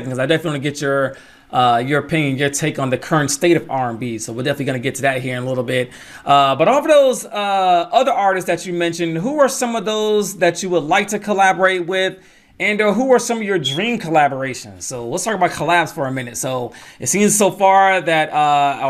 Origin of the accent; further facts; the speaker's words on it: Atlanta, Georgia, United States; Shout out to Atlanta. Mm-hmm. You know what I mean? That's my hometown.